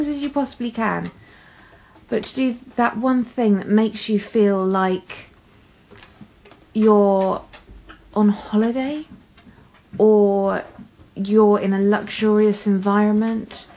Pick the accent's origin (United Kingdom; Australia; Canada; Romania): United Kingdom; England; I'm English